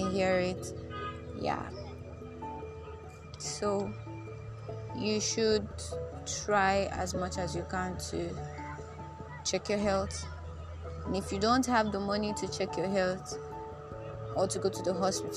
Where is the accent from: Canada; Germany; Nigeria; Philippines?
Nigeria; being a Nigerian